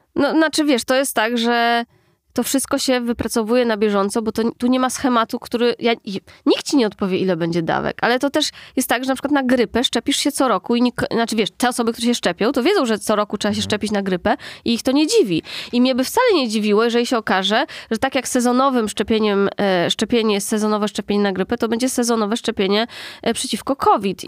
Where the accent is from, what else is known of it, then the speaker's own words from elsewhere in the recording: Warsaw, Masovian Voivodeship, Poland; also born or lived in Austria; w podstawówce u nas w Aninie